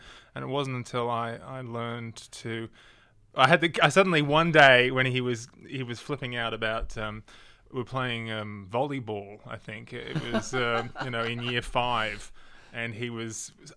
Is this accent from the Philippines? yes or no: no; Sydney, New South Wales, Australia; I grew up in the northern suburbs of Sydney